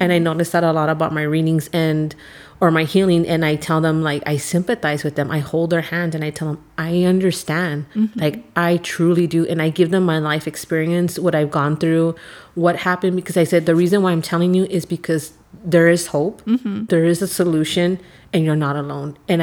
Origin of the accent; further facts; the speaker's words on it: Los Angeles, California, United States; I was born and raised in East